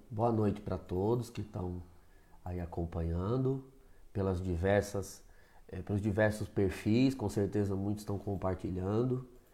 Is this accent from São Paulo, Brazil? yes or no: yes; Osasco, São Paulo, Brazil; eu sou natural de Osasco, né, eu venho de uma paróquia ali da região Santo Antônio